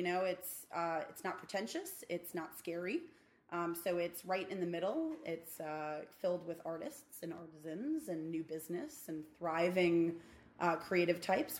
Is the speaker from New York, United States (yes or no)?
yes; New York City, New York, United States; I grew up in Midwood, in a very, very boring corner of Midwood. But I got to escape. I left New York alone.